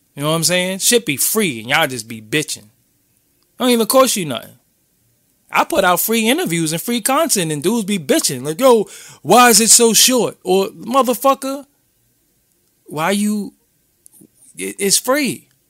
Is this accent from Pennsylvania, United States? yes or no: no; New York City, New York, United States; I'm from Brooklyn